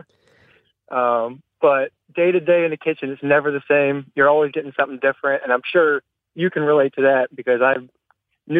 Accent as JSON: {"language": "English", "region": "the South", "country": "United States", "said": "I'm from the South"}